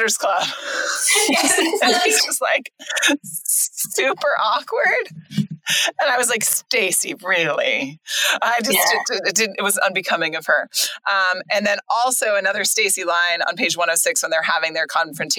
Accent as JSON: {"language": "English", "area": "Sacramento / Central Valley", "region": "California", "country": "United States", "said": "we're from Sacramento, you guys. We are who we are. And from Visalia and Three Rivers. It's all Central Valley"}